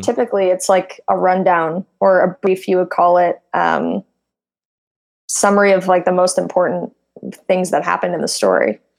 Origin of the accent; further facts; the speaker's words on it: Midwest, United States; moved away as an adult; now in Silicon Valley, United States; I come from, I'm from the Midwest.